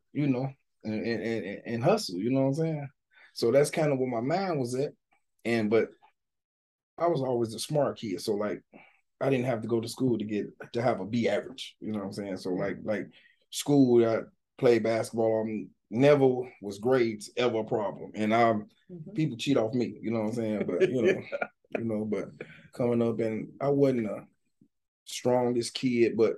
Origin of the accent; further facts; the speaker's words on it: Gary, Indiana, United States; I'm from Gary, Indiana.